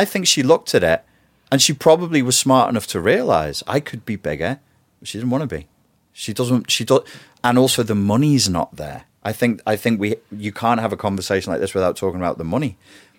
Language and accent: English; Wirral, North West England, United Kingdom; I'm not a royalist. I'm from the Wirral and from a working class family.